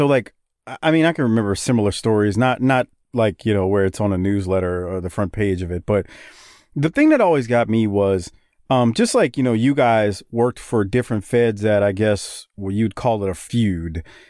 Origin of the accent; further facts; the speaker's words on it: Mid-South, United States; I grew up in the Mid-South territory